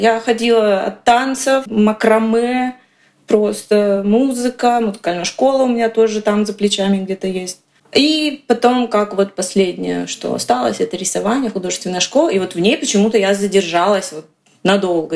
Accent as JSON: {"language": "Russian", "town": "Kostroma", "region": "Kostroma Oblast", "country": "Russia", "said": "я из Костромы."}